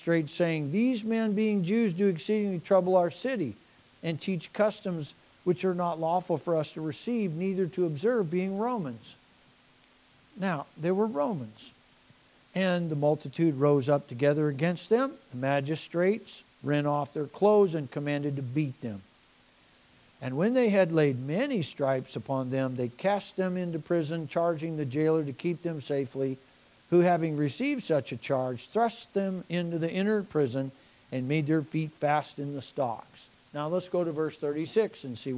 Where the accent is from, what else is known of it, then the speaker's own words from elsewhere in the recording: United States; we're American citizens